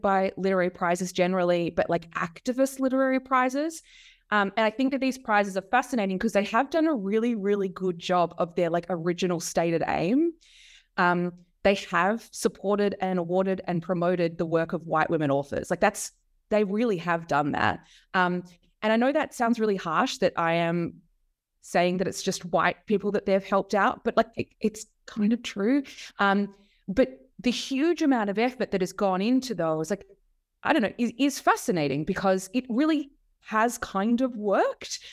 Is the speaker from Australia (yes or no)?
yes; Melbourne, Victoria, Australia; I grew up in Melbourne uh, in Australia. Uh, that's where I am now